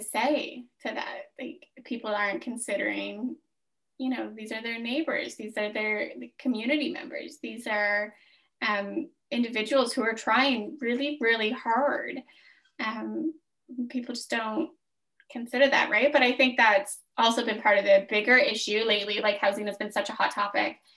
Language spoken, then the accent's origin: English; Smiths Falls, Ontario, Canada; I grew up in Smiths Falls. Like, this is my hometown